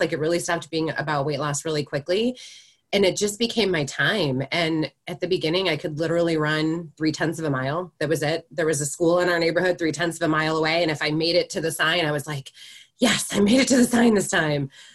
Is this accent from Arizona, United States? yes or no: no; Chicago, Illinois, United States; now in Michigan, United States; I'm originally from Chicago